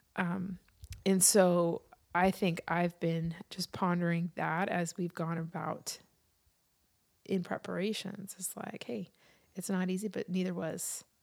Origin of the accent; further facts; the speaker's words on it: New York City, New York, United States; my experience as a kid growing up in New York City at Christmas time